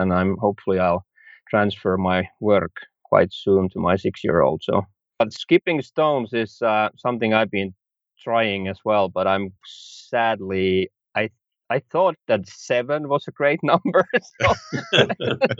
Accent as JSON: {"language": "English", "town": "Helsinki", "region": "Uusimaa", "country": "Finland", "said": "I'm from Helsinki, Finland"}